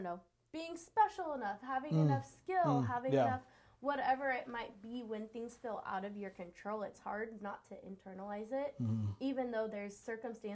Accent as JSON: {"language": "English", "region": "California", "country": "United States", "moved": "as an adult", "lives_now": "Washington, United States", "said": "I'm originally from California, so I moved here 7-ish years ago, and now I'm a Washingtonian"}